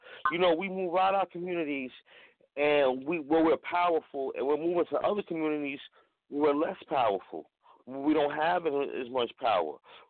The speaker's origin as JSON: {"language": "English", "town": "New York City", "region": "New York", "country": "United States", "said": "I'm from Harlem."}